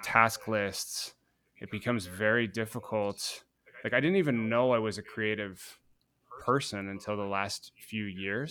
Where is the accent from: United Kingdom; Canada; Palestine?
Canada; Guelph, Ontario; I grew up in Guelph, hundred thousand person city outside of Toronto in Canada